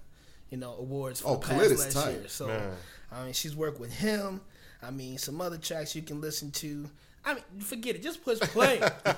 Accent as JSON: {"language": "English", "town": "Cleveland", "region": "Ohio", "country": "United States", "tie": "born or raised there", "said": "Cleveland, Ohio, my hometown"}